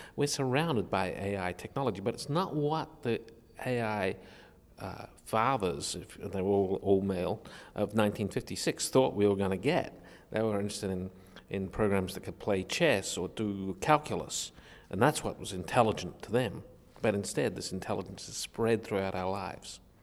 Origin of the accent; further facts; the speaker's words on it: Australia; I was a kid growing up in Australia in a very technologically isolated community